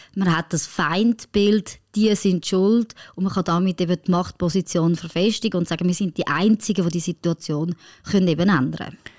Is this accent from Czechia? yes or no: no; France; moved away; meine Familie, die in Frankreich lebt